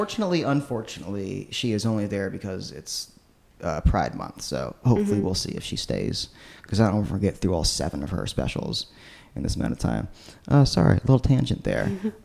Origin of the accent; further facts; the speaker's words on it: Chesapeake, Virginia, United States; now in Richmond, United States; I come from Chesapeake, Virginia, like in the far southeastern corner of the state.